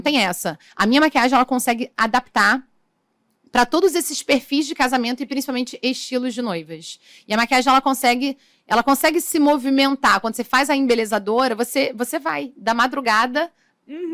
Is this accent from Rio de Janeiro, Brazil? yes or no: yes; São Gonçalo, Rio de Janeiro, Brazil; São Gonçalo, que é da cidade de onde eu vim